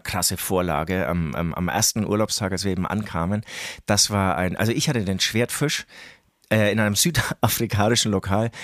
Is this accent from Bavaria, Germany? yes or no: yes; Herzogenaurach, Bavaria, Germany; aus Herzogenaurach, aus dem tiefsten Mittelfranken kommen, Alter, ähm, leider auch immer noch so ein kleiner Sprachfehler, den ich nicht wegbekomme